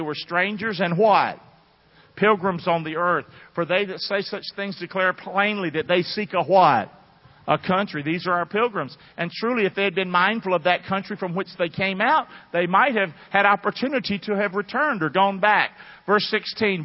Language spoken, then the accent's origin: English; Rockingham, United States; I'm from Rockingham